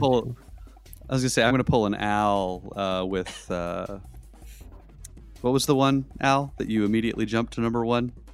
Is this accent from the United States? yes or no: yes; Southwest, United States; I'm from the Southwest.